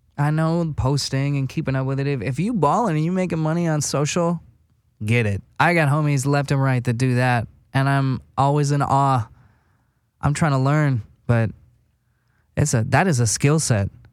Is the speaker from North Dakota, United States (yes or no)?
yes; West Fargo, North Dakota, United States; moved away as an adult; now in Los Angeles, United States; I'm from West Fargo, North Dakota. Tiny fucking town.